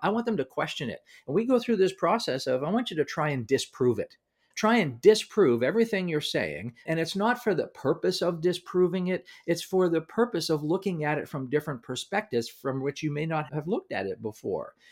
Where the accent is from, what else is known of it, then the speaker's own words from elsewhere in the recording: Canada; I'm from Canada.